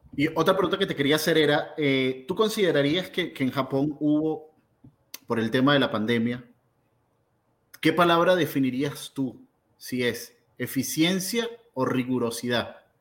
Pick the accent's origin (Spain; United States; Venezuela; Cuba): Venezuela; para mí como venezolano